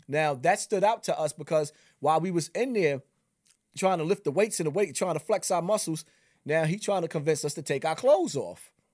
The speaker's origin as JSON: {"language": "English", "town": "New York City", "region": "New York", "country": "United States", "tie": "born or raised there", "said": "I'm from Bronx River"}